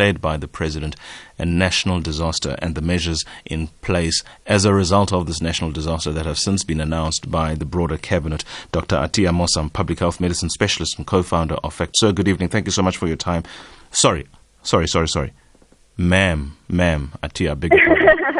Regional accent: South Africa; the implications for us as ordinary South African citizens

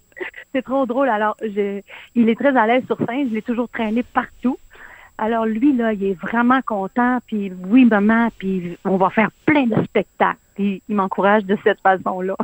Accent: Quebec, Canada; chez nous, au Saguenay-Lac-Saint-Jean

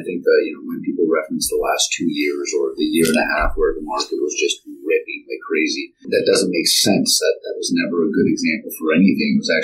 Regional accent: West Coast, Canada; now in Toronto, Canada; I was born and raised in the West Coast

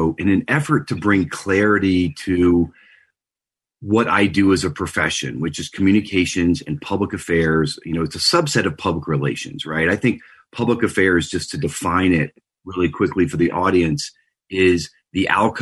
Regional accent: Louisiana, United States; moved away as an adult; also born or lived in Houston / Telluride, Colorado; now in Boulder, Colorado, United States; I grew up in Louisiana

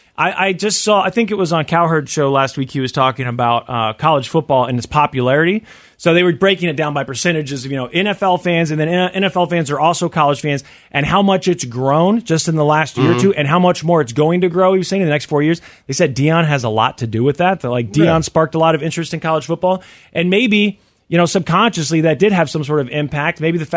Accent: Kansas City, Missouri, United States; I live in an area where college football was not a big thing growing up in Kansas City, Missouri.

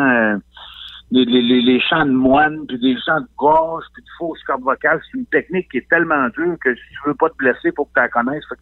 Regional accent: Quebec, Canada; moved away; je suis parti de la Côte-Nord, moi, en 98.

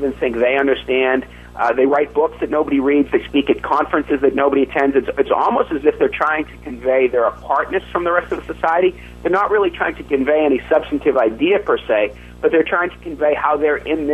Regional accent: Massachusetts, United States; my home state of Massachusetts

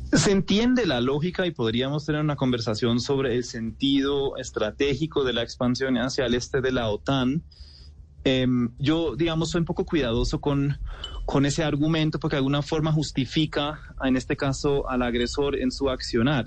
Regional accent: Germany; siendo alemán

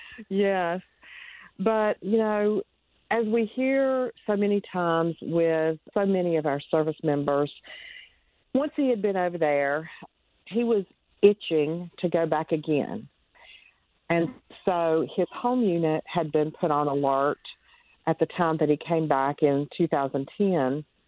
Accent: North Carolina, United States; I am from North Carolina, born and raised, lived here all my life

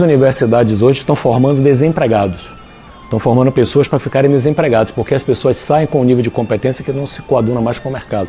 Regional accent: Bahia, Brazil; Da Bahia

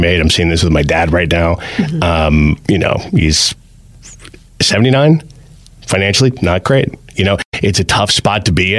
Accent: New Jersey, United States; now in Pennsylvania, United States; Growing up in Jersey

